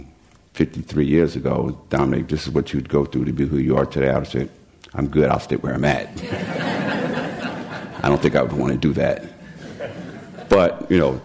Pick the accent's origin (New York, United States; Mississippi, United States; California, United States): New York, United States; I was born and raised in New York to a very dysfunctional family